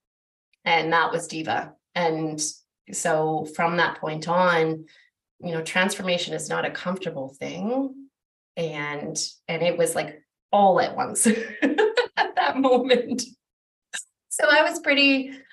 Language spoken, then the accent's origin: English; Vancouver, British Columbia, Canada; I grew up in Vancouver, which is like our biggest city here in British Columbia